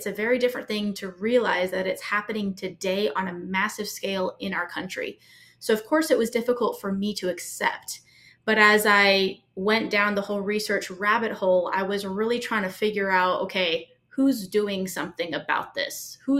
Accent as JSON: {"language": "English", "country": "Brazil", "tie": "born or raised there", "also_born_or_lived": "Mexico", "said": "My family's from the United States. My sisters and I were all born all over the world. I was born in Brazil. I was raised mostly in Brazil and Mexico."}